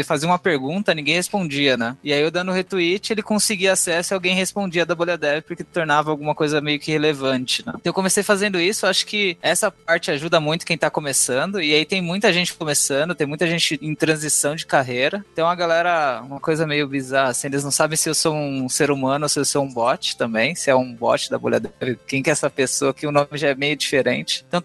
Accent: Brazil; Eu sou brasileiro, mas meu nome, primeiro nome é finlandês.

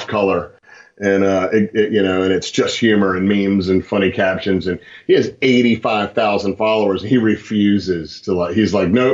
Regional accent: Charlottesville, Virginia, United States; I'm from Charlottesville

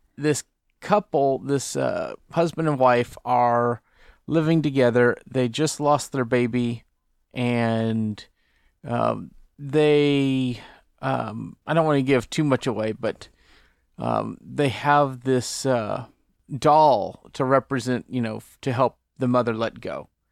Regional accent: Port Neches, Texas, United States; moved away; my hometown of Port Neches, Texas

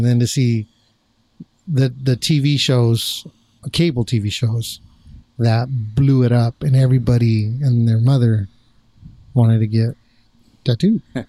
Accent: Orange County, California, United States; I'm from Orange County

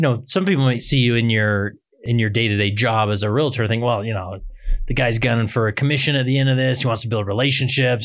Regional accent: West Valley City, Utah, United States; also born or lived in Stansbury Park, Utah; I grew up in West Valley City

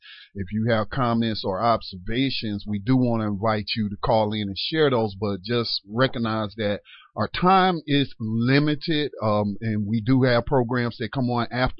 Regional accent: North Carolina, United States; my home state of North Carolina

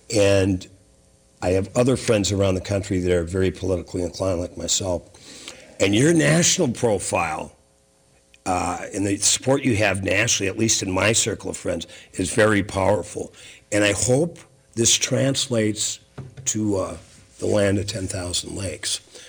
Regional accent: Lake Vermilion, Minnesota, United States; I grew up on Lake Vermilion, considered one of the finest freshwater lakes, not only in Minnesota, but the world.

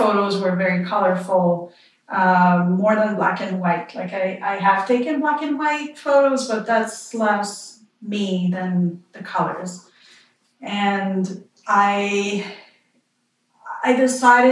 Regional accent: Quebec, Canada; accent: French Canadian; moved away as an adult; now in Vancouver Island, Canada; I'm from Quebec. I'm sure you can tell with my accent.

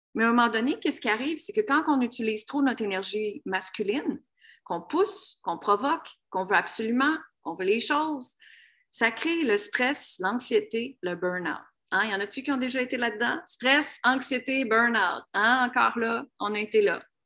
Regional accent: Canada; moved away as an adult; also born or lived in United States; Moi, je viens d'une petite ville, je viens de la ville de Grimby

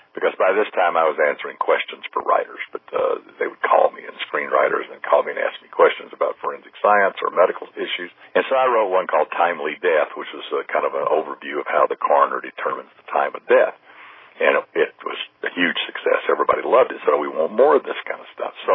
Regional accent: Huntsville, Alabama, United States; moved away as an adult; also born or lived in Birmingham, Alabama / Houston, Texas; now in Orange County, United States; Huntsville, my hometown

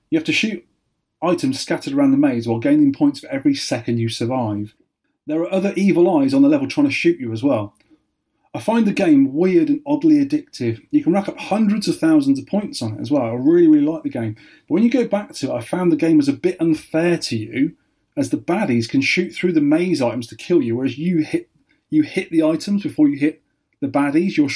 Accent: Weymouth, South West England, United Kingdom; there was 12 arcades in Weymouth when I was a kid.

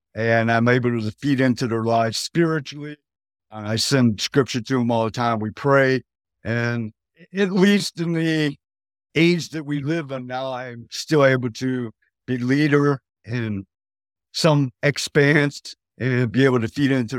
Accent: Detroit, Michigan, United States; Yes, praise God. I'm from Detroit, Michigan. I'm currently a truck driver.

